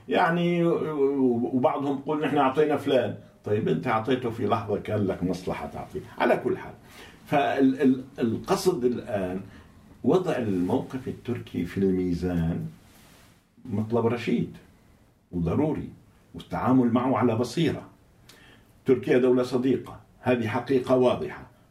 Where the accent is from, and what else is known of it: Syria